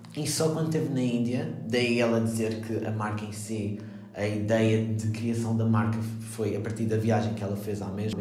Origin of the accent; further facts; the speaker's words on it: Madeira, Portugal; eu sou da Madeira